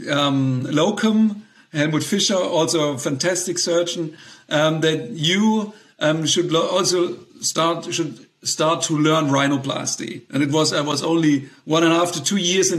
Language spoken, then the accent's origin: English; Stuttgart, Baden-Württemberg, Germany; Stuttgart, my hometown